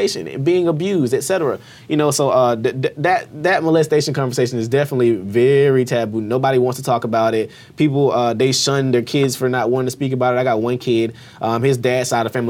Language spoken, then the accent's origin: English; Albany, Georgia, United States; I grew up in Albany, Georgia